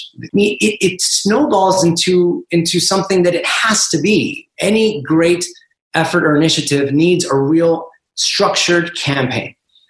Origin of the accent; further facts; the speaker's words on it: Washington, District of Columbia, United States; I am first generation. I was born in Washington, D.C., Peruvian background.